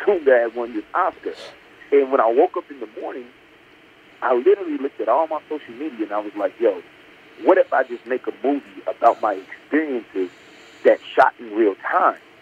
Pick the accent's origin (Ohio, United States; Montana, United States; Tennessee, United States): Tennessee, United States; Memphis; moved away as an adult; now in Los Angeles, United States; I grew up in Memphis, Tennessee